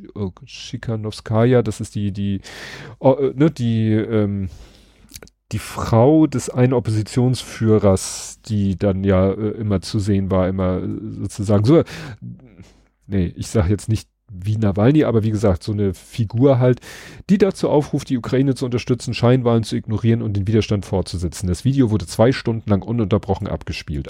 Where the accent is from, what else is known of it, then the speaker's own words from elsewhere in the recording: Hamburg, Germany; noch so im Dunstkreis von da, da, wo ich aufgewachsen bin